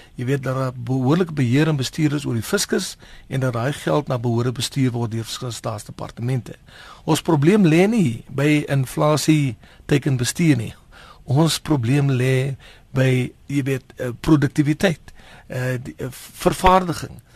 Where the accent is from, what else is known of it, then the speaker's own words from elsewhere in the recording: South Africa; as Suid-Afrikaners